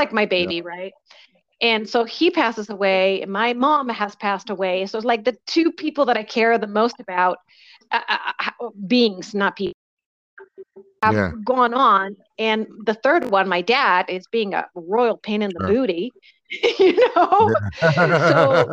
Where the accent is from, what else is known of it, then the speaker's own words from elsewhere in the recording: Valdivia, Los Ríos, Chile; also born or lived in London; now in United States; I grew up in Chile